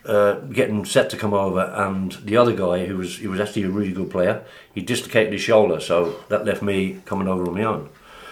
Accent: London, United Kingdom; moved away as an adult; also born or lived in Sligo, Ireland; they wanted me to live in Sligo. But coming from London to Sligo in 1973 was a bit of a shock.

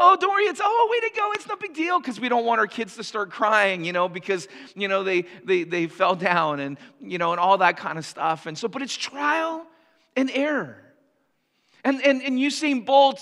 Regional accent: Canada; for us as Canadians

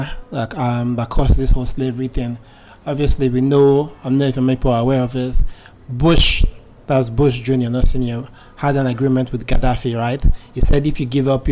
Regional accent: Nigeria; as an Nigerian

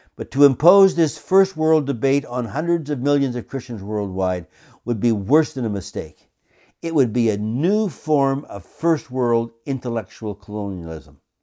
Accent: Canada; I come to this subject as a Canadian

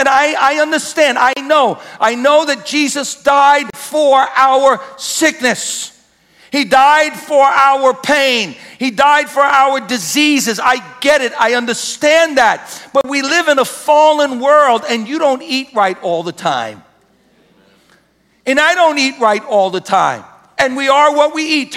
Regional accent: United States; we're American Christians

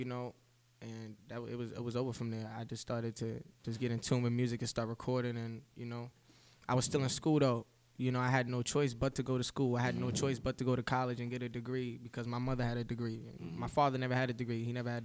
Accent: Baldwin, New York, United States; I'm an artist from New York, you know, predominantly Long Island. Baldwin stand up

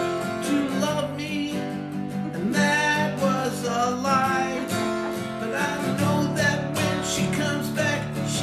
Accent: San Diego, California, United States; San Diego.

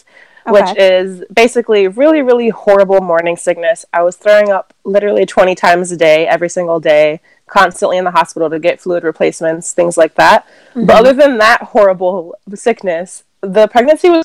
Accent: St. Paul, Minnesota, United States; I am actually from Minnesota, near you, kind of. I'm from St. Paul.

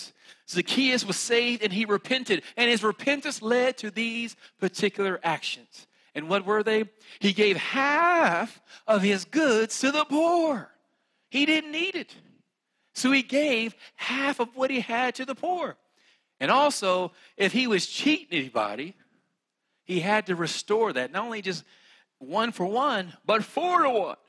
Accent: West Virginia, United States; accent: country; I'm from West Virginia

